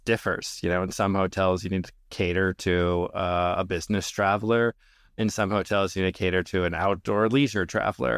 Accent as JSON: {"language": "English", "region": "Minnesota", "country": "United States", "tie": "born or raised there", "said": "I grew up in Minnesota to Lebanese immigrant parents"}